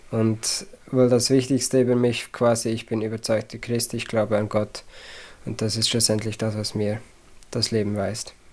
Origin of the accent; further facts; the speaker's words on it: Zurich, Switzerland; Ja, ich komme aus dem Zürcher Oberland, also Kanton Zürich, äh, die ländliche Version davon quasi. Ähm, in der Schweiz, wie gesagt, und bis heute lebe ich da auch noch.